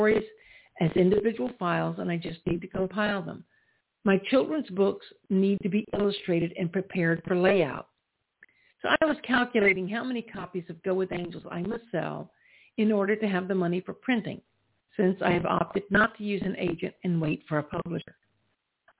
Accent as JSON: {"language": "English", "region": "the South", "country": "United States", "tie": "born or raised there", "said": "We grew up in the South"}